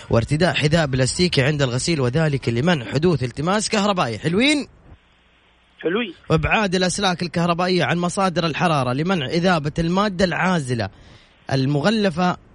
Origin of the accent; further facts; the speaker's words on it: Jeddah, Makkah Province, Saudi Arabia; من وين انت من مدينه من جده من جده